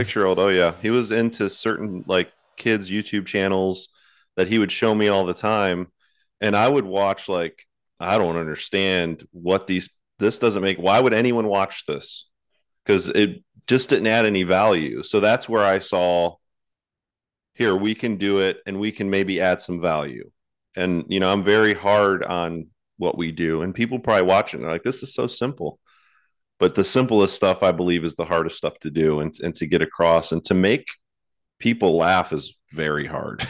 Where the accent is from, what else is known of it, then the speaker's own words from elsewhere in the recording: Cleveland, Ohio, United States; moved away as an adult; also born or lived in Texas; So I grew up in Cleveland, Ohio, up north